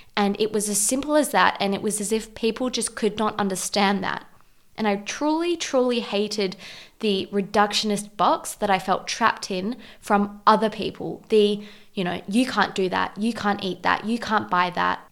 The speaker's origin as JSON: {"language": "English", "country": "South Africa", "said": "being South African and Portuguese"}